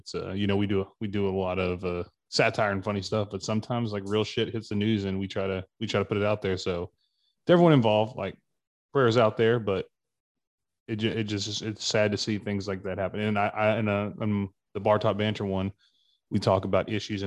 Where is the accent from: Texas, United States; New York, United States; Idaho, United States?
Texas, United States; Houston; from Houston